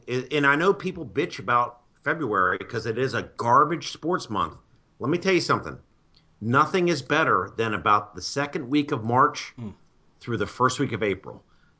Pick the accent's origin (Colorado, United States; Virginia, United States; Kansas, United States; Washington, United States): Virginia, United States; because I'm from Virginia